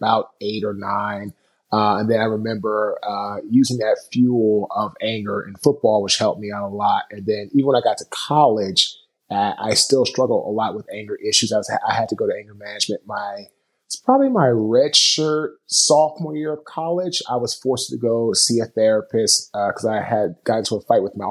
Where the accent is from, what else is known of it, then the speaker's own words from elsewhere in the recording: Washington, District of Columbia, United States; I was born in Washington, D.C.